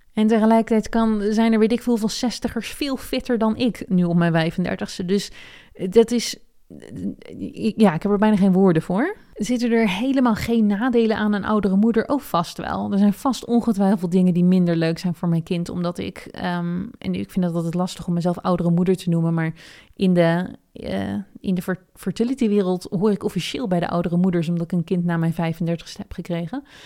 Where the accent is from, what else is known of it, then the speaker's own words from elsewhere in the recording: Netherlands; now in United States; ik ben ook een Nederlander en ik ben in Amerika.